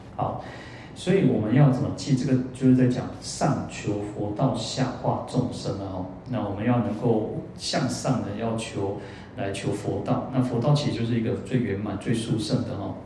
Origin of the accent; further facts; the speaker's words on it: Kaohsiung, Taiwan; moved away as an adult; now in Taipei, Taiwan; 我在高雄太那么久，二十几年哦，从小就在那边二十几年